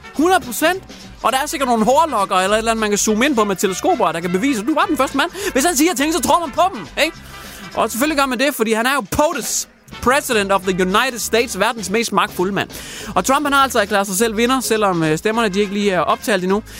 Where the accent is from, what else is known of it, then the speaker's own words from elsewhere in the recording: Hjørring, North Denmark Region, Denmark; jeg kommer fra Jøring, men Jøring er mere eller mindre Wuhan part 2 lige pt. Jeg bor i Jøring i Wuhan-distriktet